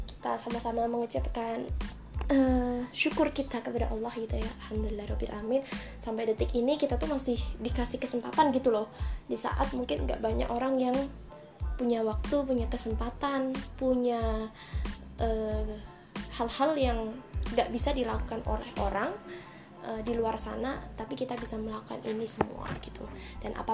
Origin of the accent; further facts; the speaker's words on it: Kendal, Central Java, Indonesia; aku asalnya dari Kendal, nggak banyak yang tahu kota Kendal ini, maka aku selalu bilang Semarang gitu ya.